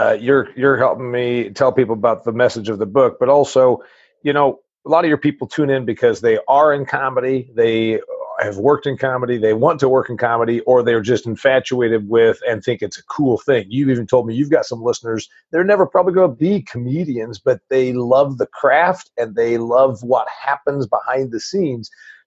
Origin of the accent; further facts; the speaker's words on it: Nashville, Tennessee, United States; from Nashville.